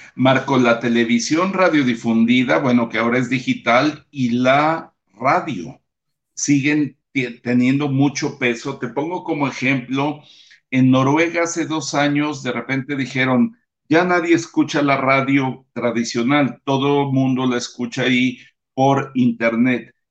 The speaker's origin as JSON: {"language": "Spanish", "country": "Mexico", "said": "como mexicanos"}